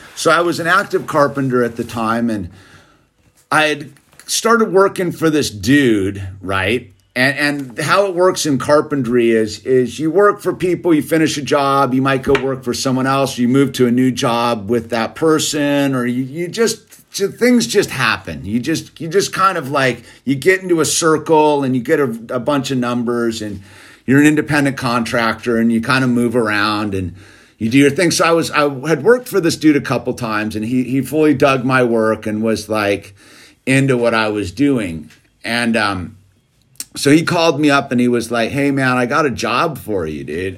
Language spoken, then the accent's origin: English; United States; I'm an American